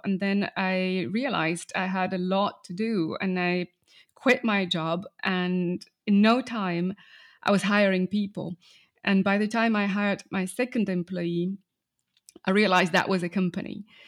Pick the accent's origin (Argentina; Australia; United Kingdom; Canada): Argentina; English is a second language; I grew up in Argentina